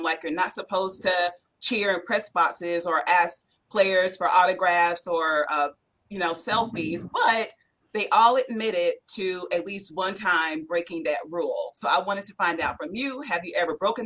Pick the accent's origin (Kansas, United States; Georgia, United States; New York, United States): Georgia, United States; Atlanta; I'm from Atlanta.